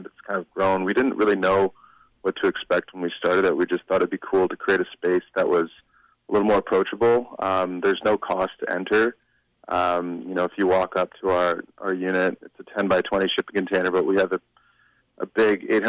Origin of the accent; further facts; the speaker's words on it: North Vancouver, British Columbia, Canada; growing up in Vancouver, when I was growing up as a kid, I grew up on the North Shore